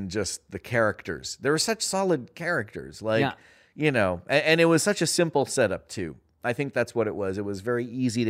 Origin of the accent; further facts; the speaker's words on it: Toronto, Ontario, Canada; I was born in Toronto